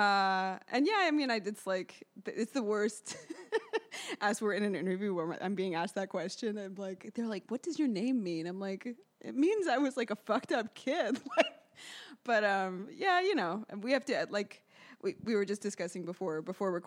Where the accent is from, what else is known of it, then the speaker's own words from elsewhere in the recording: New York City, New York, United States; I grew up here in New York City